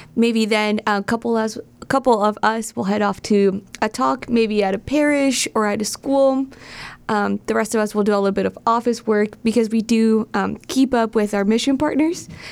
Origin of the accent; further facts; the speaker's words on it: Southern California, United States; also born or lived in Steubenville, Ohio / Toledo, Ohio; now in Cleveland, United States; I'm from Southern California, but I consider myself a Midwestern girl at heart.